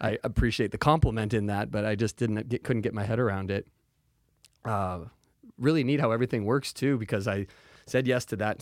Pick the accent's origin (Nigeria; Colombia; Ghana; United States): United States; Salem, Oregon; born and raised right here in Salem